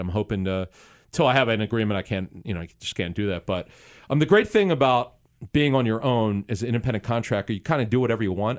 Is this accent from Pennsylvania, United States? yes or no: yes; Philadelphia, Pennsylvania, United States; as a kid growing up in Philly, in the Philadelphia area